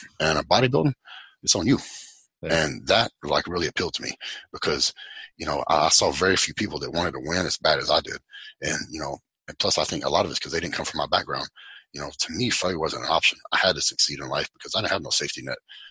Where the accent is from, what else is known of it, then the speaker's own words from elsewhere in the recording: West Texas, United States; also born or lived in Fort Worth, Texas; I grew up in West Texas, right? And on a cattle ranch